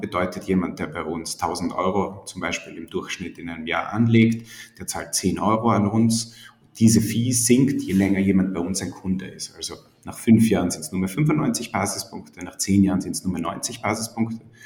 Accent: Styria, Austria; moved away as an adult; also born or lived in Vienna; Ich komme eigentlich aus der Steiermark, habe dann in Wien studiert

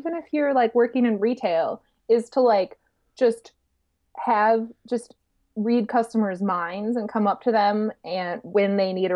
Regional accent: Wisconsin, United States; accent: Wisconsin; I'm from Wisconsin and basically I live my whole life here.

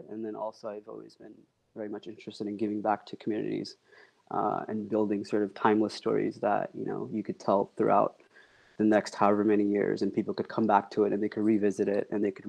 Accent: United States; also born or lived in Pakistan; I moved here at the age of 3 with my family

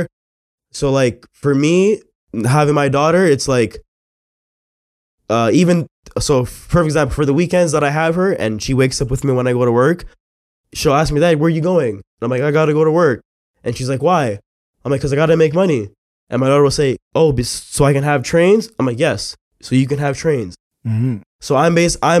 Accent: Mississauga, Ontario, Canada; I grew up in Mississauga

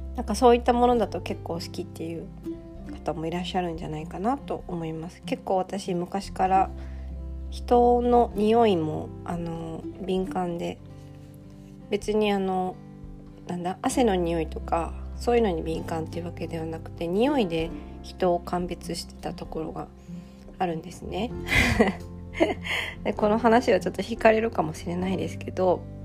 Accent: Toyota, Aichi, Japan; 地元の愛知県の豊田市

